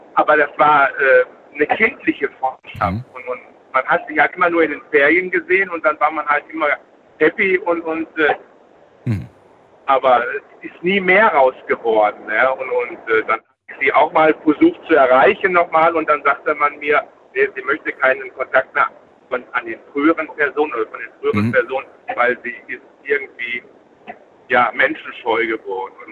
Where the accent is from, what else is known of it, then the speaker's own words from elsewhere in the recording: Essen, North Rhine-Westphalia, Germany; Ich war ja aus Essen